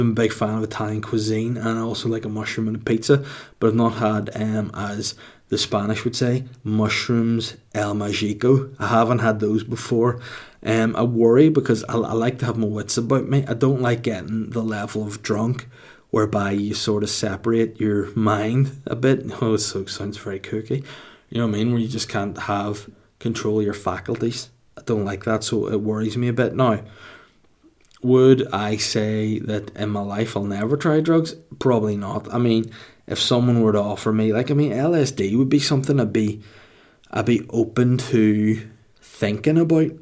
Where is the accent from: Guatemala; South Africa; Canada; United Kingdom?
United Kingdom; Holywood, Northern Ireland; Hollywood, my hometown